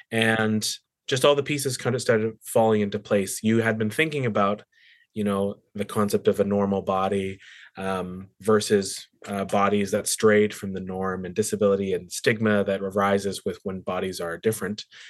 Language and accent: English; Surrey, British Columbia, Canada; moved away as an adult; also born or lived in Australia / England; I was born in the Lower Mainland, grew up in Surrey